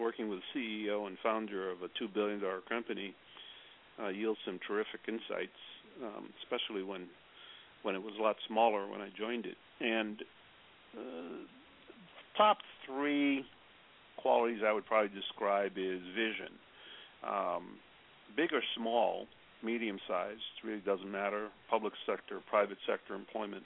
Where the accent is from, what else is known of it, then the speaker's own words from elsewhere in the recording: New York City, New York, United States; I grew up on the Lower East Side of New York and went to school in New York City